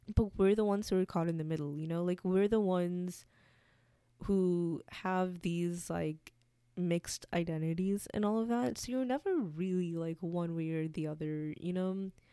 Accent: United States; I'm also American. Like, I grew up here.

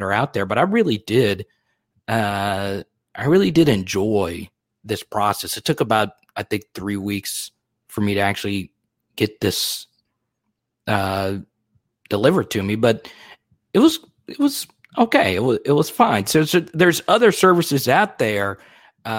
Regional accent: Baton Rouge, Louisiana, United States; Baton Rouge, Louisiana, my hometown

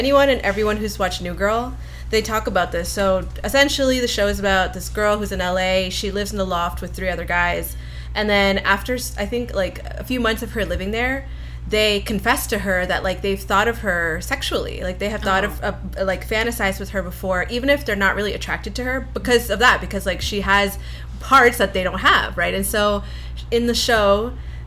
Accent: Canada; also born or lived in New York; now in Los Angeles, United States; I grew up in Canada, and then I moved to New York.

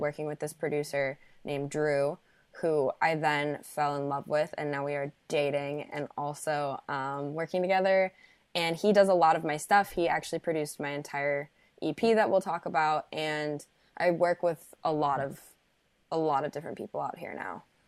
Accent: Park City, Utah, United States; moved away as an adult; also born or lived in Chicago, Illinois; I grew up in Park City, Utah

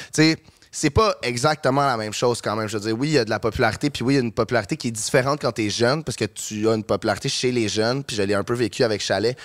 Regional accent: Saint-Bruno-de-Montarville, Quebec, Canada; je, je viens de Saint-Bruno, puis euh, j'habitais pas à Montréal

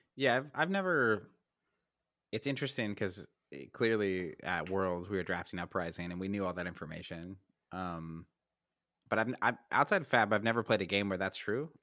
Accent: United States; I'm an American

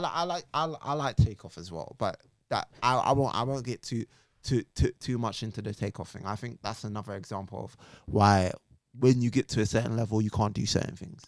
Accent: Jamaica; being Jamaican, I was taught

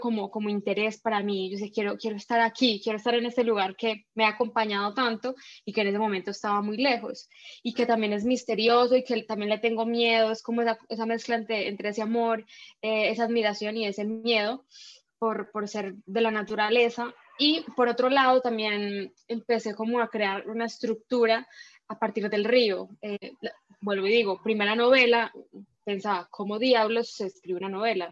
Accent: Chocó, Colombia; yo no soy del Chocó, entonces, estudiar allí era mm, aprender todo. Llegué muy pequeña

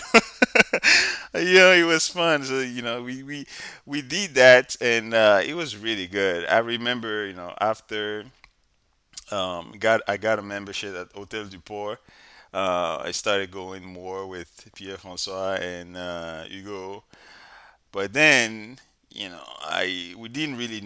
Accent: Benin; now in United States; I'm from West Africa, Benin.

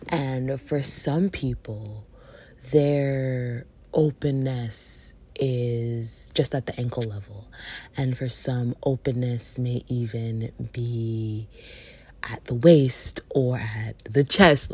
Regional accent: Jamaica; especially being Jamaican

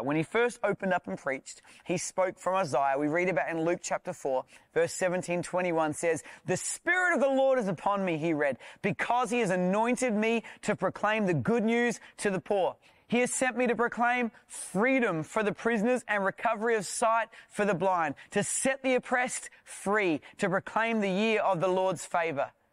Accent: South Australia, Australia; I'm from South Australia.

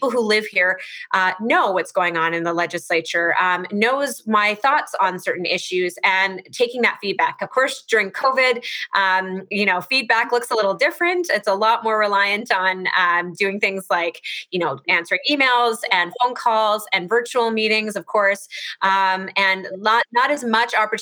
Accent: Edmonton, Alberta, Canada; also born or lived in Toronto; I grew up here in Edmonton

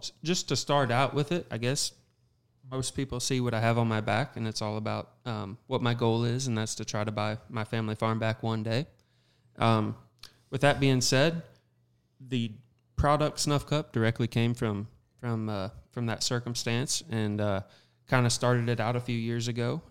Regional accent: Southern Missouri, United States; I'm from Southern Missouri

